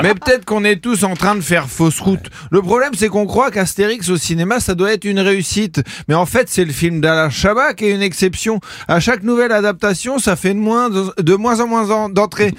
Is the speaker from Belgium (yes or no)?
no; France; je suis français, moi.